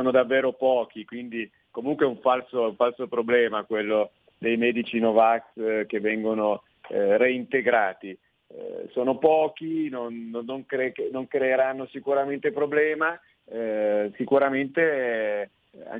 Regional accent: Lombardy, Italy; sono un lombardo che si è rotto le scatole

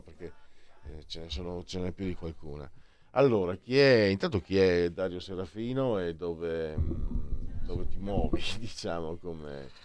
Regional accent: Veneto, Italy; dalle mie parti si dice malciapai, ehm, idioma, idioma veneto

